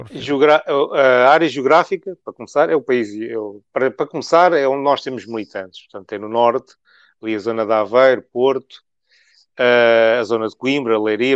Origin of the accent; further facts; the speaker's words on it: Macau; now in Portugal; Eu nasci em Macau